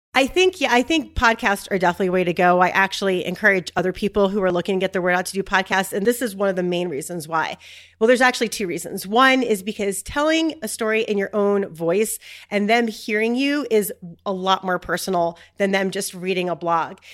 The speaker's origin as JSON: {"language": "English", "town": "Philadelphia", "region": "Pennsylvania", "country": "United States", "moved": "yes", "lives_now": "Utah, United States", "said": "I live in Utah, and I'm actually originally from Philadelphia"}